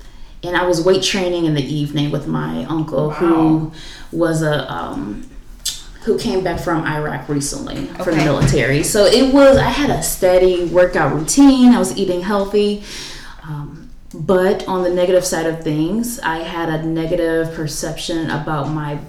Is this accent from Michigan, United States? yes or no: yes; Detroit, Michigan, United States; where I grew up in Detroit. So I'm from the east side and the west side of Detroit